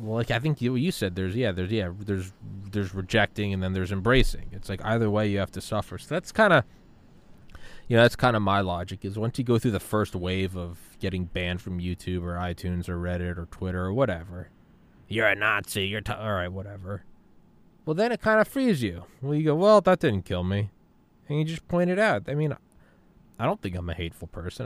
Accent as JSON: {"language": "English", "country": "Ireland", "moved": "yes", "lives_now": "United States", "said": "I'm an immigrant. I'm an Irish immigrant"}